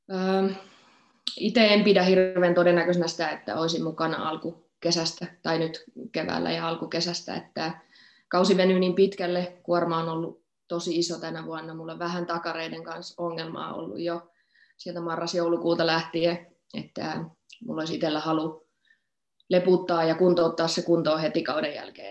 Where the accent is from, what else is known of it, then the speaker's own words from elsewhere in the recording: Forssa, Tavastia Proper, Finland; also born or lived in Salo; now in Stuttgart, Germany; Forssahan mun niin kotikotikaupunki on, mutta eh, mä oon niin nuorena muuttanut jo pois